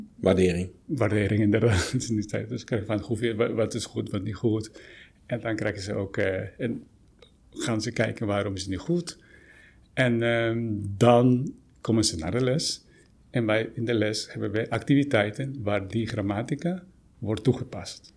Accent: Guatemala; now in Netherlands; oorspronkelijk kom ik uit Guatemala.

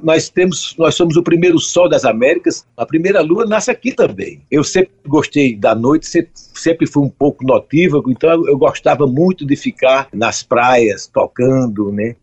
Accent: João Pessoa, Paraíba, Brazil; eu nasci em João Pessoa, porque estava faltando água em Campina Grande fazia cinco meses

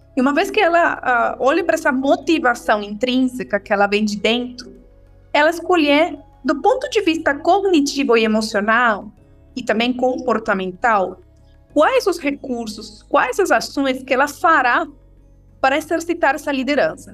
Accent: Venezuela; Portuguese is a second language; moved away as an adult; now in Brazil; Eu sou venezuelana, moro no Brasil há 13 anos

